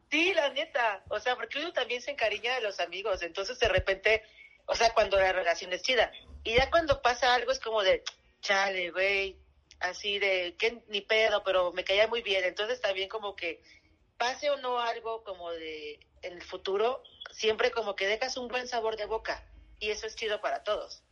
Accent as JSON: {"language": "Spanish", "region": "Veracruz", "country": "Mexico", "also_born_or_lived": "Chihuahua", "said": "yo soy de provincia, soy de Veracruz y mitad Chihuahua"}